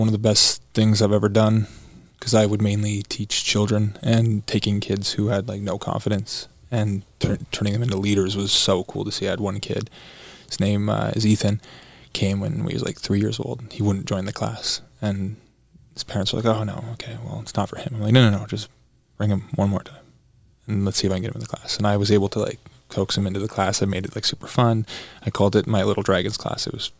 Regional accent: Burlington, Ontario, Canada; I grew up in Canada. I was born in Burlington, Ontario, and proud Canadian.

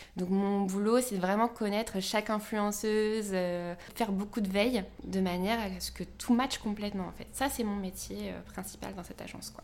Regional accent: Orléans, Centre-Val de Loire, France; now in Paris, France; je suis née à Orléans, parisienne aujourd'hui, mais pour plus très longtemps.

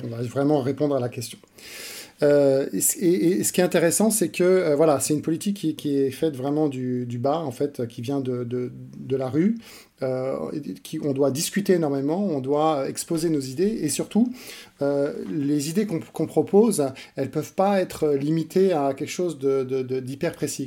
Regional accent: France; moved away as an adult; now in Switzerland; J'ai grandi dans, le, dans un environnement français et j'ai fait mes études en France

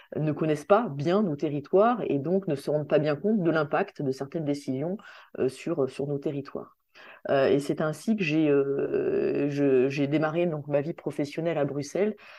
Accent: Saint-Denis, Réunion; moved away as an adult; also born or lived in Strasbourg / Brussels; je suis réunionnais, je suis née à La Réunion, j'ai fait toute ma scolarité à, l'île de La Réunion, euh, à Saint-Denis.

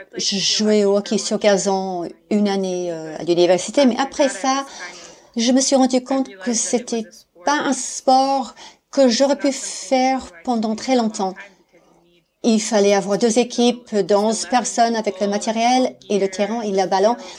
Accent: Maine, United States; French is a second language; moved away as an adult; also born or lived in Alpes-Maritimes, France; now in France; je suis américaine, mais j'habite en France, euh, dans les Alpes-Maritimes. Mais je viens du Maine, aux États-Unis

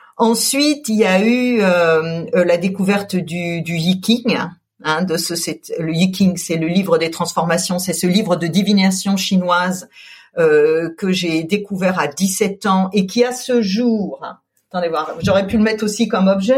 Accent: Colmar, Grand Est, France; moved away; also born or lived in Paris; J'ai grandi en Alsace. Je suis née à Colmar

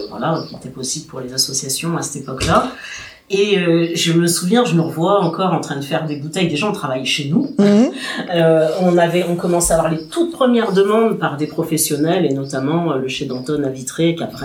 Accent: Guadeloupe; on leur dit Guadeloupe

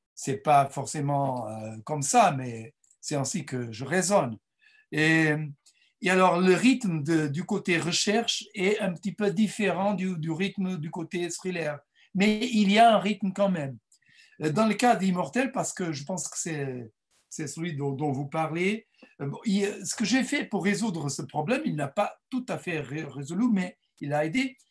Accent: Mozambique; French is a second language; moved away; mes, parents sont portugais, mais je suis né au Mozambique

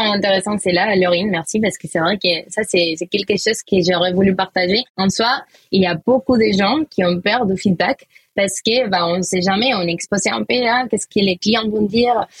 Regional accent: Valencia, Valencian Community, Spain; accent: Spanish; French is a second language; moved away as an adult; now in Paris, France; j'ai un petit accent. Voilà, ça vient de Valencia, Espagne

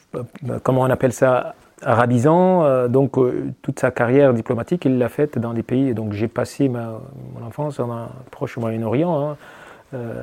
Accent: eastern Chad, Ouaddaï, Chad; moved away as an adult; now in France; à l'est du Tchad, hein, ma région d'origine, hein, celle du Wadai

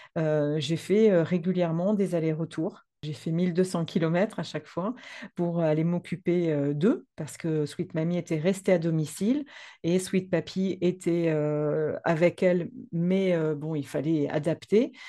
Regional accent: France; also born or lived in Provence; je suis française. Ah ah. J'habite dans le sud de la France, en Provence

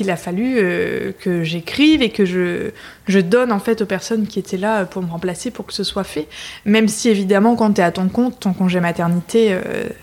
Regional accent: Lille, Hauts-de-France, France; moved away as an adult; also born or lived in United States / Mexico; je suis lilloise d'origine. je suis partie quelques temps pour faire mes études. J'ai vécu un peu à l'étranger aussi, aux États-Unis, au Mexique.

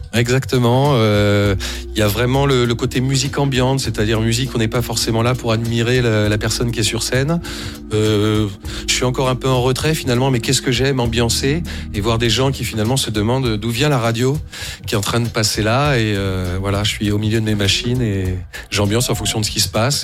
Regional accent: Blois, Centre-Val de Loire, France; je suis né à Blois

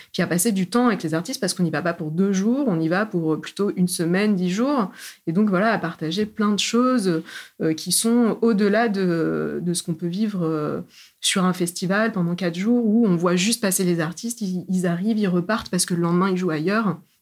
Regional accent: Clermont-Ferrand, Auvergne-Rhône-Alpes, France; moved away as an adult; moi, je viens du centre de la France, euh, en Auvergne. Je suis née à Clermont-Ferrand

